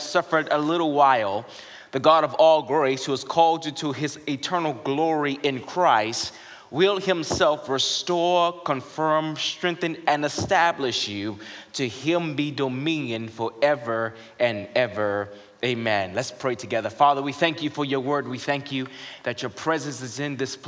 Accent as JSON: {"language": "English", "area": "right outside D.C.", "region": "Maryland", "country": "United States", "tie": "born or raised there", "said": "I grew up in Maryland, right outside D.C."}